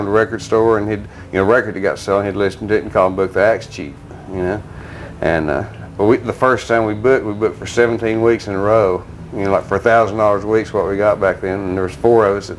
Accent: Texas, United States; growing up in Texas

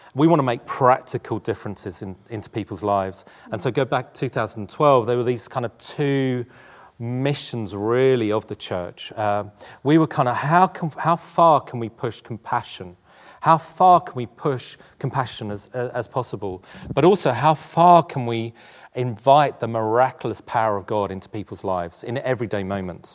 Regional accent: London, United Kingdom; also born or lived in South Africa / Tolworth; I was born in South Africa, and my mum and I moved to Tooting when I was about four. And, uh, we grew up, grew up in this part of London, uh, before moving just down the A three to Tolworth

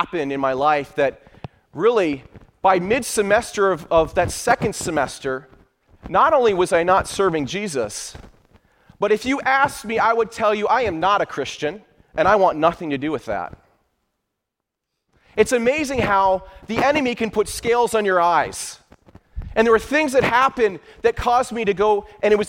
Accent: Michigan, United States; I was born and raised in Michigan.

